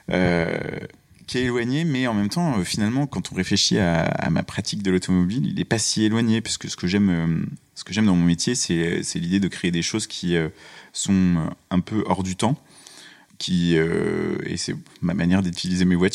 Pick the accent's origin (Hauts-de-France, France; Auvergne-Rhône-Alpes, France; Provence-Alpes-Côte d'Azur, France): Auvergne-Rhône-Alpes, France; moved away; also born or lived in Colmar; suis né à Colmar, ça c'est important. Ça n'est pas l'Auvergne. Et ensuite, j'ai grandi en Auvergne.